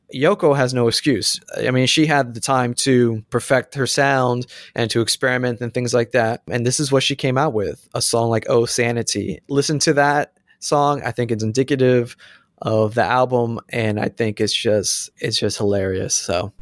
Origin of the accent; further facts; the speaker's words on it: Florida, United States; I'm from Florida, too